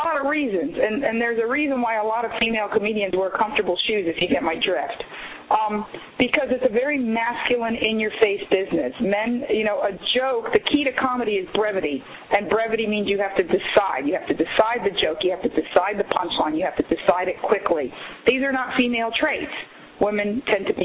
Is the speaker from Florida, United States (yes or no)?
yes; Miami, Florida, United States; moved away as an adult; now in Los Angeles, United States; I was raised in Miami